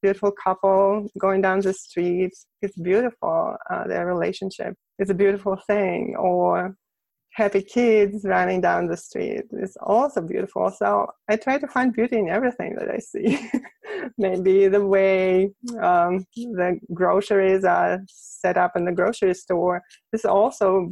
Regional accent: Moscow, Russia; first language Russian; English is a second language; moved away as an adult; now in United States; I'm from Russia, Moscow

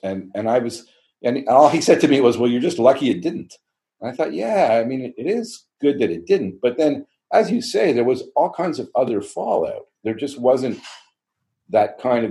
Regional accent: Montreal, Quebec, Canada; moved away as an adult; also born or lived in Toronto; now in Niagara Peninsula, Canada; I grew up in Montreal. I grew up on the South Shore of Montreal in Greenfield Park until my last year of high school when I went to LaSalle.

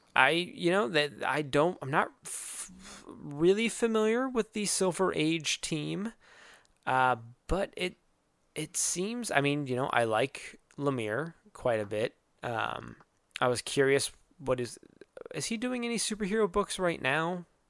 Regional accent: Arizona, United States; moved away; I am from Arizona, where humidity is not a thing.

